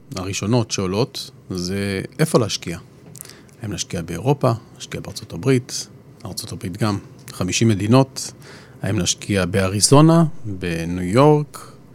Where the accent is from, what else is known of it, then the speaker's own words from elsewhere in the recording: Israel; אנחנו כישראלים